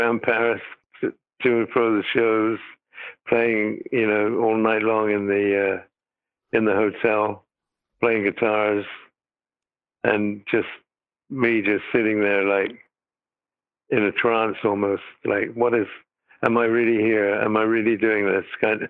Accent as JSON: {"language": "English", "country": "United Kingdom", "said": "And I said, \"Actually, no. I'm British.\""}